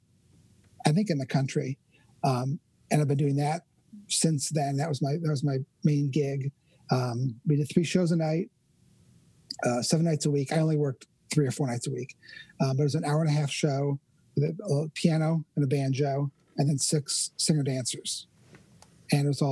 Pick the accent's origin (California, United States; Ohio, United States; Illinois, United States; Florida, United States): Ohio, United States; Cleveland; now in Orlando, United States; I'm from Cleveland, Ohio, originally